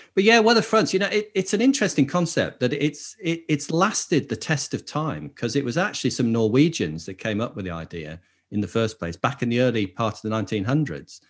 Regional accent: Lake District, North West England, United Kingdom; I grew up in the Lake District

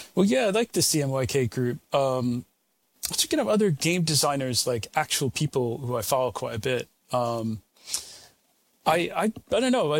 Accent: United States; now in United Kingdom; I'm American originally, although American and British now these days

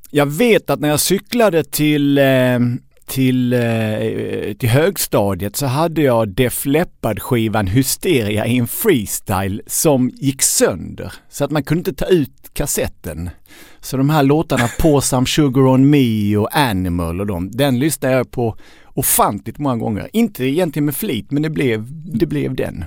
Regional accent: Skåne, Sweden; also born or lived in Lund; Jag är uppvuxen i, i Skåne

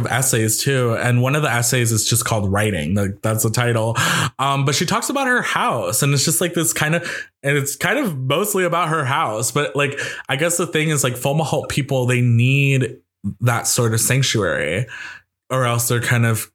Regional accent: New York, United States; I'm a New Yorker

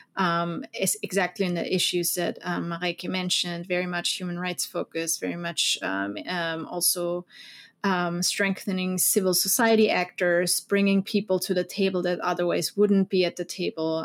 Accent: Vienna, Austria; English is a second language; moved away as an adult; now in Washington DC, United States; I'm from Austria, Vienna originally

